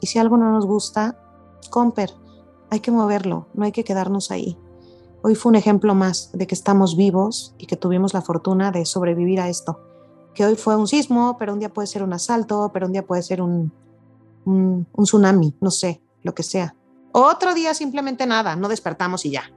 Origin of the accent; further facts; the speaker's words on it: Mexico; soy una mujer mexicana.